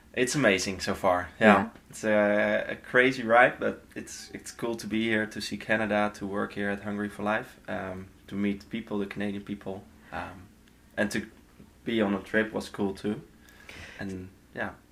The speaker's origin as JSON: {"language": "English", "country": "Netherlands", "moved": "yes", "said": "From the Netherlands, all the way."}